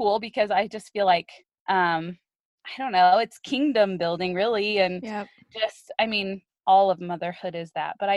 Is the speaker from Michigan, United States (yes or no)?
no; Colorado, United States; I am born and raised in Colorado